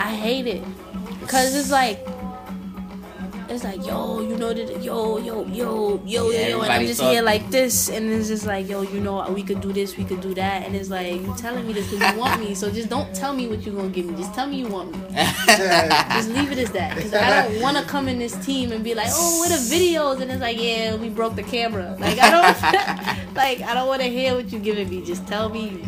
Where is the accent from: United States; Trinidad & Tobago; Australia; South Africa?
Trinidad & Tobago; I'm Trinidadian.